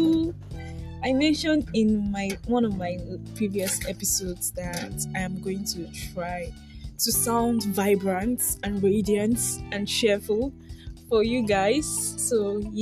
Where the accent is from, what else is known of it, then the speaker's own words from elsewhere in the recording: Nigeria; I am a Nigerian YouTuber, podcaster.